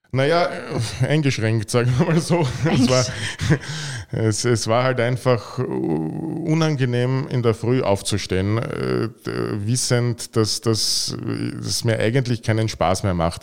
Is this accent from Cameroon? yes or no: no; Vienna, Austria; moved away as an adult; now in Carinthia, Austria; Ich bin Wiener